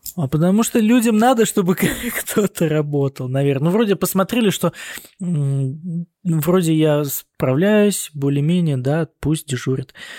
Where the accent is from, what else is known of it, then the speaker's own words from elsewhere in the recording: Russia; moved away as an adult; now in Germany; я сказал, из России